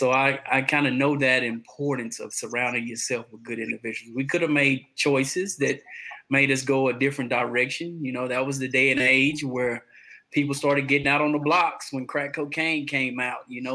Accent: Conroe, Texas, United States; also born or lived in Atascocita, Texas; I'm from Conroe, Texas. I reside right outside of Houston, Texas, in Atascocita

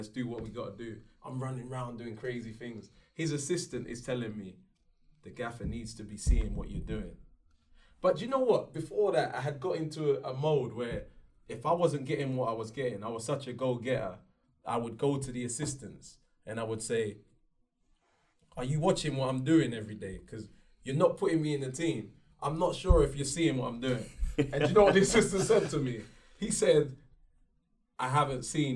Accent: Leeds, Yorkshire and the Humber, United Kingdom; I was actually born in Leeds

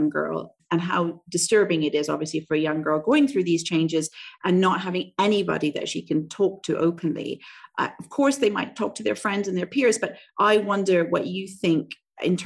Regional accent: Canada; now in Southeast Asia; I grew up in Canada, also a Western country

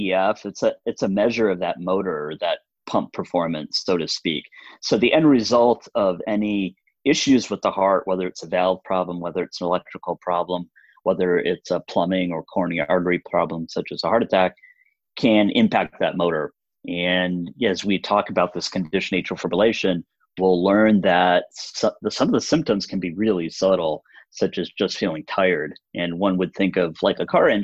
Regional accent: Chicago, Illinois, United States; moved away as an adult; also born or lived in New York; now in Mission Viejo, United States; my hometown is Chicago. I grew up in Chicago, went to school

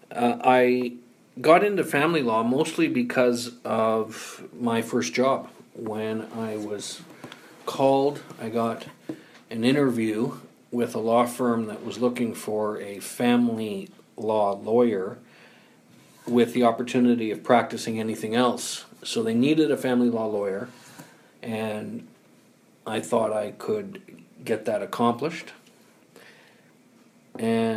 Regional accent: Timmins, Ontario, Canada; moved away as an adult; now in Ottawa, Canada; I'm originally from Northern Ontario, Timmins

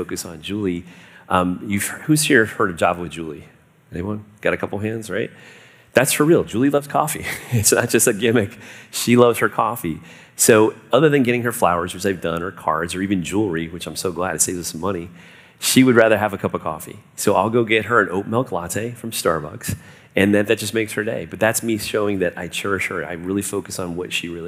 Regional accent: South Florida, United States; I grew up in South Florida

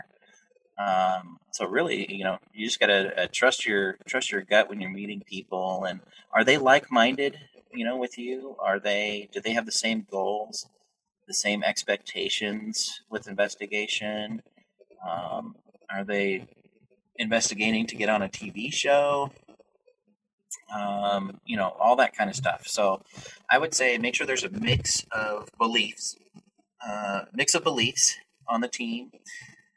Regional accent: Boise, Idaho, United States; I grew up in Boise, Idaho

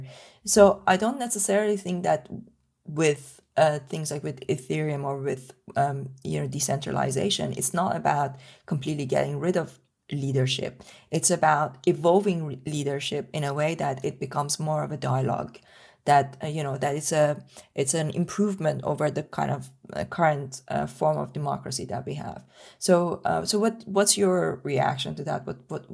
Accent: Iran; moved away; when I was growing up in Iran

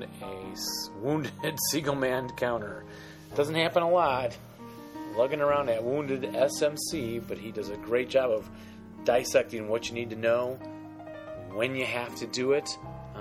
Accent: Westmont, Illinois, United States; I grew up right next to him in Westmont, Illinois

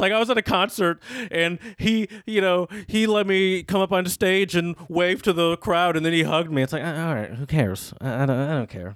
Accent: United States; I'm an American

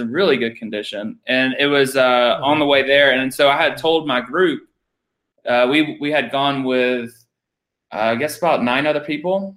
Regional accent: Georgia, United States; moved away; I'm from Georgia

